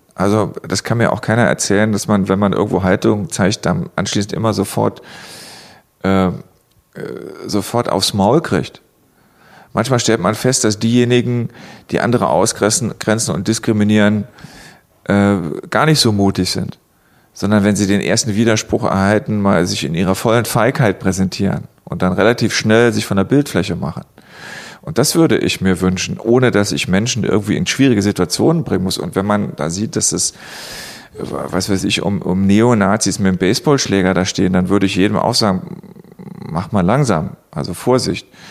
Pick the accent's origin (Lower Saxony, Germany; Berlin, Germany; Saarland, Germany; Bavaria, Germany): Saarland, Germany; Ich komme aus dem Saarland und da haben wir es in der Schule mal gelernt